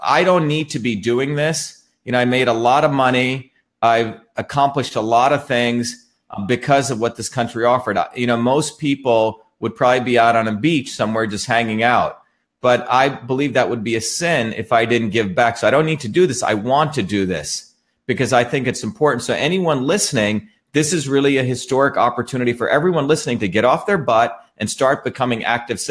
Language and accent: English; India; also born or lived in New Jersey; now in Massachusetts, United States; I grew up in India, where my grandparents were poor village farmers.